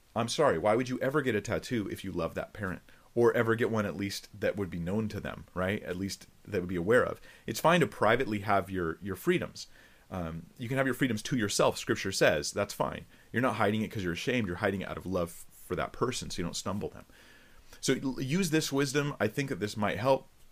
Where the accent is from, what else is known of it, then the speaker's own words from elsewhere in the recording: California, United States; I'm from California